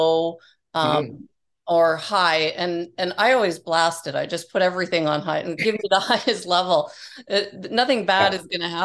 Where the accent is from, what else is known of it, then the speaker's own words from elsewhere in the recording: Toronto, Ontario, Canada; some of the people were from my hometown in Toronto. And then you connect. I'm like, oh, I'm from there. I grew up there.